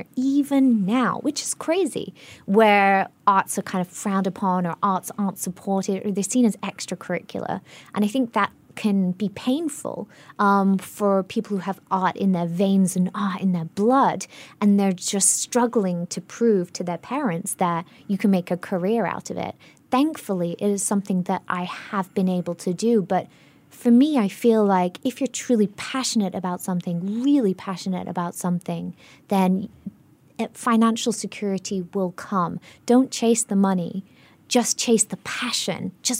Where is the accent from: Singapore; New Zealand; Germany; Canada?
Singapore; accent: global citizen; I'm acutely aware of my global citizen accent problem, I'm from a really traditional Singaporean family, Indian Singaporean family